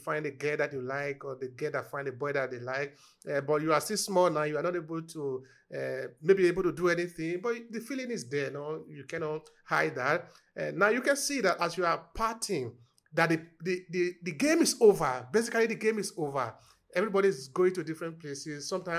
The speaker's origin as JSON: {"language": "English", "country": "Nigeria", "tie": "born or raised there", "said": "about my personal experience growing up in Nigeria."}